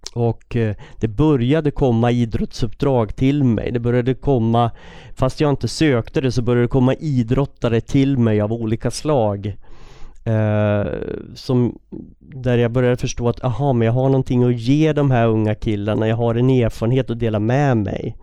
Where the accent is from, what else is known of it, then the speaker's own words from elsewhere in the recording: Västerås, Västmanland, Sweden; jag är uppvuxen i Västerås